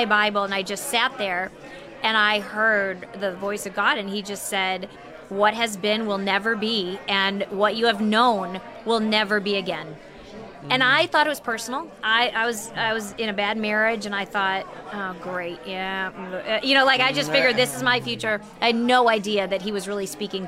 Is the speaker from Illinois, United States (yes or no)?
yes; Chicago, Illinois, United States; also born or lived in Texas; We're from the Chicago area